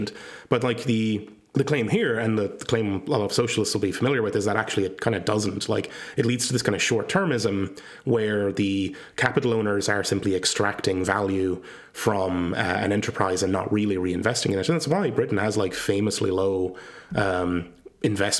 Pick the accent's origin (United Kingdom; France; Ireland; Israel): Ireland; I come from Ireland